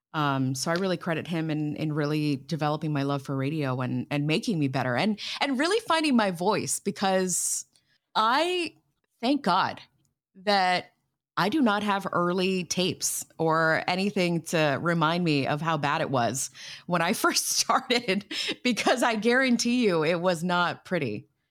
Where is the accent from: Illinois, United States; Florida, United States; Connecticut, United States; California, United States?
Florida, United States; Miami; moved away as an adult; now in New York City, United States; I grew up in Miami, Florida